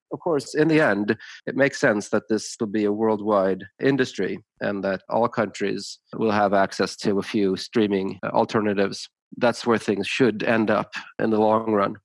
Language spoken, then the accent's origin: English; Tucson, Arizona, United States; moved away as an adult; now in Sweden; I grew up in the States, partially. I, I went to high school and college in Tucson, Arizona